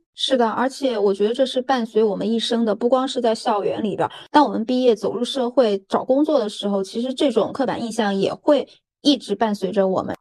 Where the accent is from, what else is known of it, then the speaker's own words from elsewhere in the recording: Sichuan, China; 像我是四川人嘛